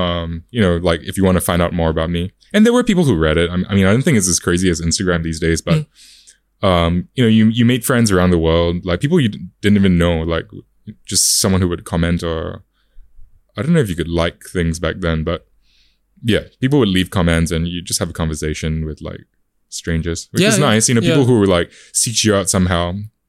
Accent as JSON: {"language": "English", "town": "Adelaide", "region": "South Australia", "country": "Australia", "tie": "born or raised there", "said": "Especially, like, you know, growing up in Adelaide as well, like, that's South Australia, that's probably, like, the equivalent of Perth."}